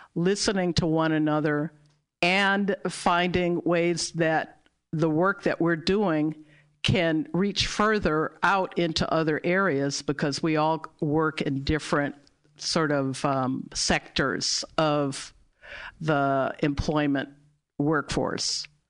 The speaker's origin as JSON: {"language": "English", "town": "Berkeley", "region": "California", "country": "United States", "tie": "born or raised there", "said": "I was born and raised in Berkeley, California"}